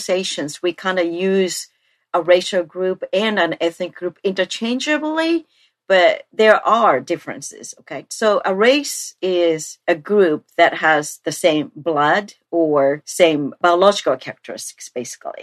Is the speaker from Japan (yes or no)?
yes; Japan; moved away; I was born in Japan.